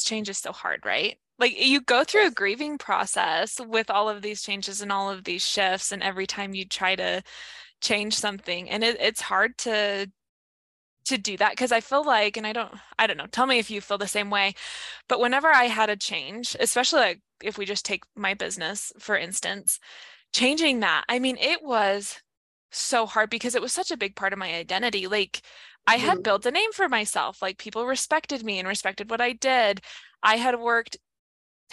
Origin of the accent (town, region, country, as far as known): Idaho, United States; born or raised there; moved away as an adult